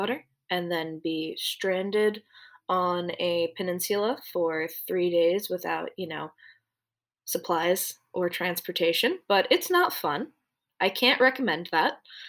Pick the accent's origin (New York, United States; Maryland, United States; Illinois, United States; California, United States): New York, United States; New York City; I grew up in Rockaway Beach, so it's a coastal town